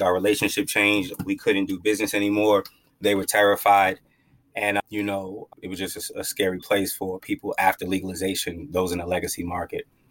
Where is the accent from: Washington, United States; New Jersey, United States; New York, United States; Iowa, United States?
New York, United States; Long Island; I'm from I'm from Long Island, New York, Strong Island